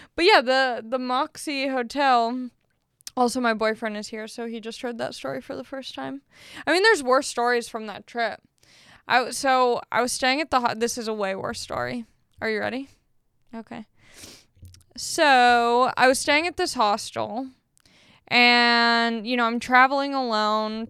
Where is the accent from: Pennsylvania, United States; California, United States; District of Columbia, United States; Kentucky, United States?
California, United States; Long Beach; also born or lived in San Marcos, California; I grew up in Long Beach